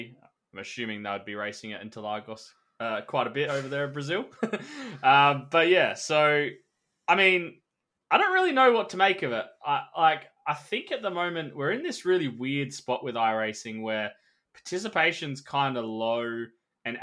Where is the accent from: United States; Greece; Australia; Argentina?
Australia; being an Australian